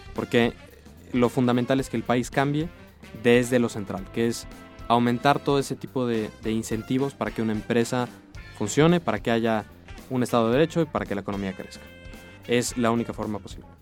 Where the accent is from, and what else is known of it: Mexico